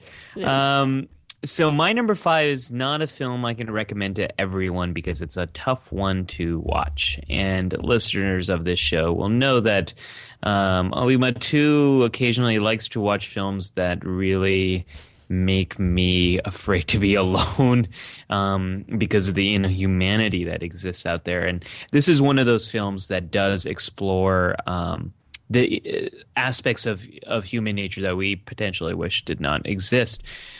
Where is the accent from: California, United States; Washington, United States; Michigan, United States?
California, United States; I grew up in the San Francisco Bay Area